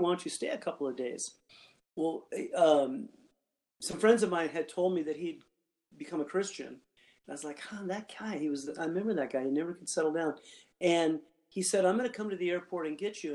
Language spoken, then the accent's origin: English; Gardnerville, Nevada, United States; moved away; I grew up there in Gardnerville. I lived um, out in the ranchos